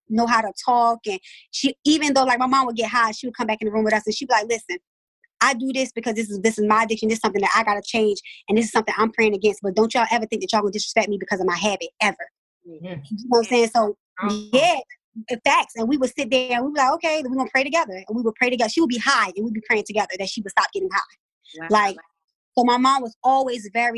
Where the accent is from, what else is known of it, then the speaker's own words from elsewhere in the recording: Baltimore, Maryland, United States; I'm from West Baltimore